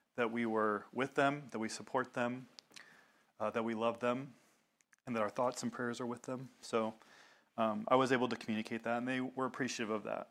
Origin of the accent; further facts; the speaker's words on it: the South, United States; I grew up in the South